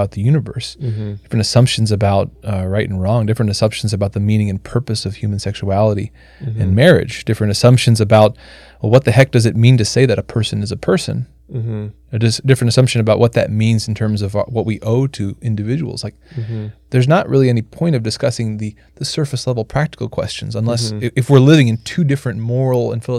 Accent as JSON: {"language": "English", "country": "Canada", "said": "I'm French Canadian."}